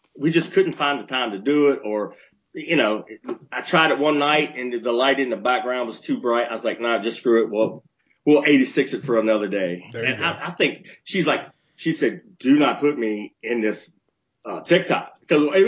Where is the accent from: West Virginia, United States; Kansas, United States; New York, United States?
West Virginia, United States; moved away; I grew up in West Virginia.